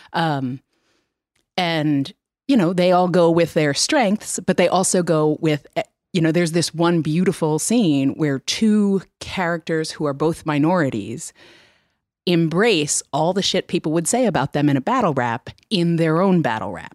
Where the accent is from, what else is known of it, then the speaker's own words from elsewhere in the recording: New York, United States; now in West Coast, United States; I grew up in New York.